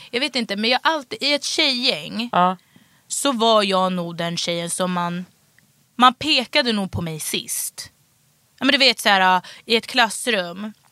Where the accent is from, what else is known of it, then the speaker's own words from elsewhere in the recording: Stockholm, Stockholm County, Sweden; Vällingby. Så de var så här, Bra skola, bra utbildning. Det var det enda